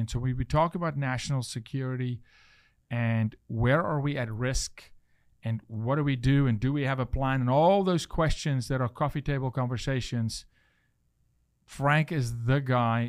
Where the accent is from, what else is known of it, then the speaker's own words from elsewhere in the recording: South Africa; now in United States; I'm from South Africa